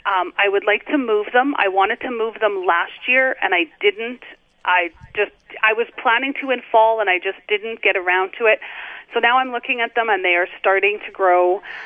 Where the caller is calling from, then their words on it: north of Beausejour, Manitoba, Canada; I am calling from north of Beausejour.